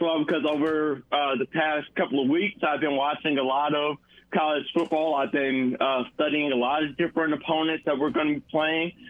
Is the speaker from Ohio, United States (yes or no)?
no; Montgomery, Alabama, United States; my hometown